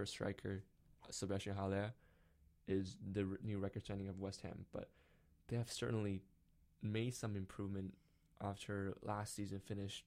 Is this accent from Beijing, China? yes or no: yes; Beijing, China; my hometown, Beijing Guoan